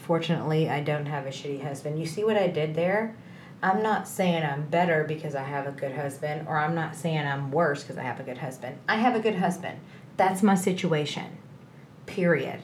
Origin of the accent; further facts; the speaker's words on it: Texas, United States; I'm from Texas. I live in the North Dallas area